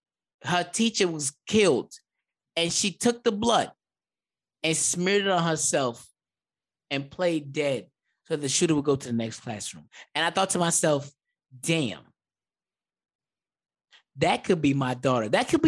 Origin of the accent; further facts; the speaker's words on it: the Bronx, New York, United States; I'm from the Bronx.